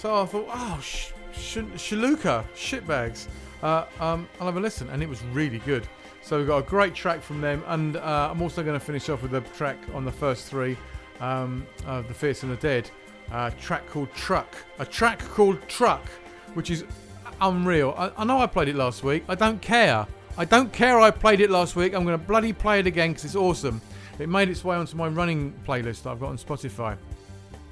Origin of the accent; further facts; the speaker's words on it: England, United Kingdom; We're English